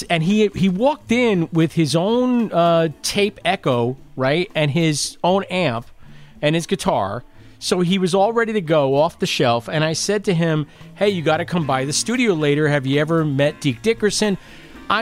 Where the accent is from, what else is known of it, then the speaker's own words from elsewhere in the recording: Lindenhurst, New York, United States; I was from Lindenhurst.